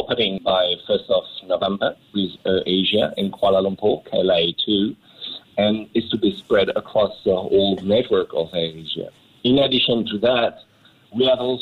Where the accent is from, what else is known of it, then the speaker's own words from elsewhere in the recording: France; moved away as an adult; now in Asia; I'm originally from France. Mm-hmm. And I moved 25 years back to Asia